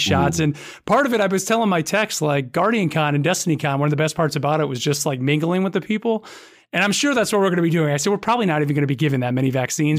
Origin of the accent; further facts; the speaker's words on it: New York, United States; moved away as an adult; now in the Carolinas, United States; I'm from New York, and I've, I've been stuck here in the Carolinas now for almost fifteen years